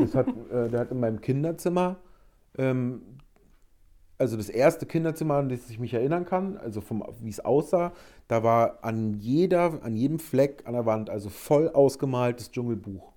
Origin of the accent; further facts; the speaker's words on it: Berlin, Germany; ich komme aus Berlin